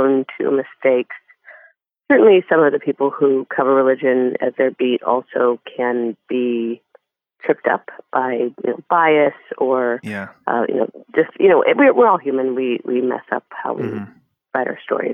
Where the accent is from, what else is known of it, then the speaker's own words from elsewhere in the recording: Denver, Colorado, United States; my hometown newspaper in Denver